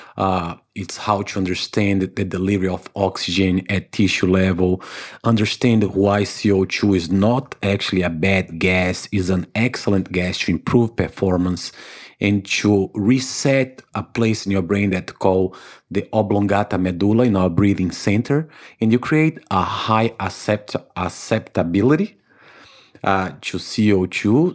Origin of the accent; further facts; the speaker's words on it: Salvador, Bahia, Brazil; English is a second language; moved away as an adult; also born or lived in Africa / United States / Canada / Saint Martin; now in New Zealand; I was born in Brazil in a town called Salvador, Bahia, which is the northeast of Brazil.